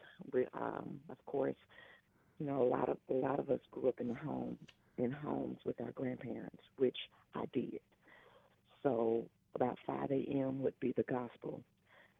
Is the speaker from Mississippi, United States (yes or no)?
yes; Jackson, Mississippi, United States; now in Houston, United States; I am originally from Jackson, Mississippi. And I'm not born and raised Houstonian. I am a born and raised Mississippi girl